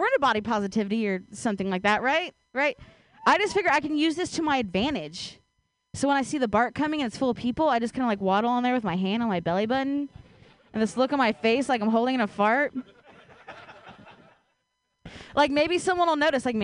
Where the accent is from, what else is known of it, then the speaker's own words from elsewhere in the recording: Ohio, United States; now in Bay Area, United States; I grew up in Ohio